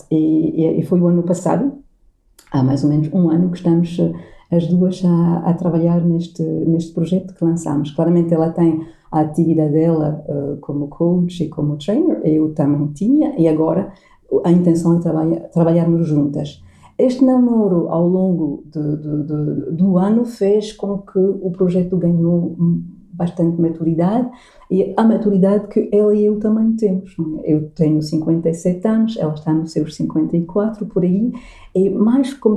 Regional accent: Portugal; ser uma portuguesa

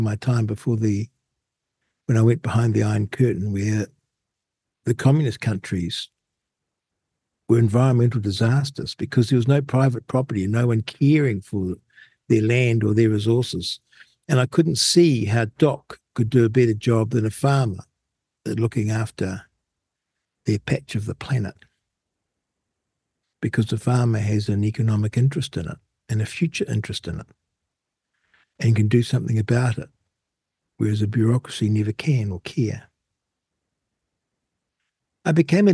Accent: New Zealand; being a Kiwi

